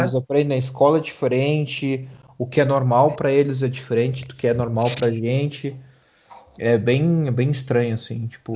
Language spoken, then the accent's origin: Portuguese; Brazil; now in Germany; eu saí do Brasil